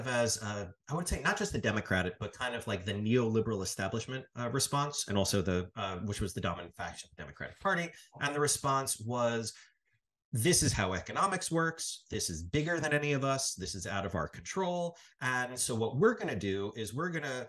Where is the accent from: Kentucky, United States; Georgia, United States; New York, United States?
New York, United States; I grew up in New York